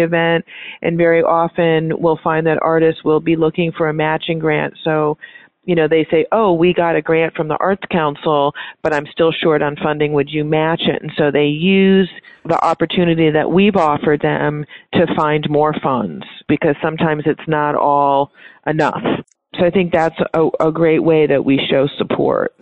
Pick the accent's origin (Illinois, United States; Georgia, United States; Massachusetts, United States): Illinois, United States; North Chicago; moved away as an adult; now in Key West, United States; I'm originally from North Chicago